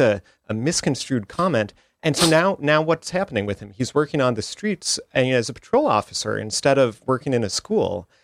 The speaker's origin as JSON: {"language": "English", "region": "Minnesota", "country": "United States", "tie": "born or raised there", "also_born_or_lived": "Chicago, Illinois", "moved": "yes", "lives_now": "New Haven, United States", "said": "I grew up in Minnesota originally"}